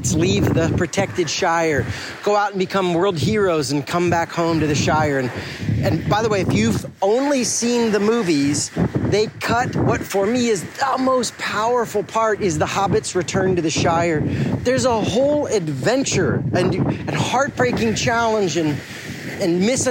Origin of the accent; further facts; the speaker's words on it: Fort Lauderdale, Florida, United States; now in Atlanta, United States; I am back where I grew up in the Fort Lauderdale area of South Florida on the southeast coast.